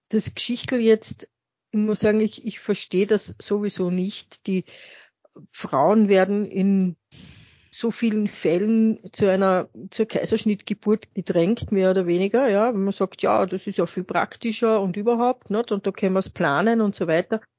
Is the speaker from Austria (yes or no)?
yes; Vienna, Austria; ich bin halt ein, eine Wienerin, die so typisch morbid ist.